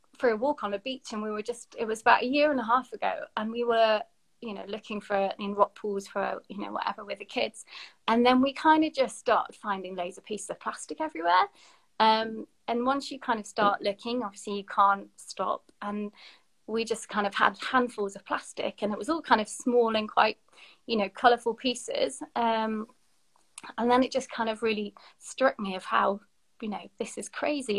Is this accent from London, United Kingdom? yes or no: no; Sheffield, Yorkshire and the Humber, United Kingdom; moved away as an adult; now in Bristol, United Kingdom; I'm from Sheffield